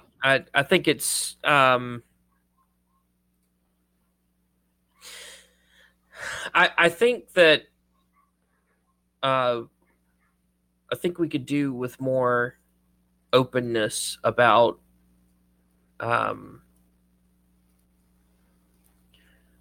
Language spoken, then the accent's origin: English; Southern United States, United States; accent: Southern; we as Southerns